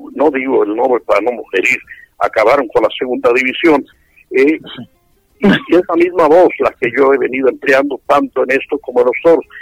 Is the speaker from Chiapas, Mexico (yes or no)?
no; Zamora, Michoacán, Mexico; Yo de muy pequeño, allá en mi ciudad natal, en Zamora, Michoacán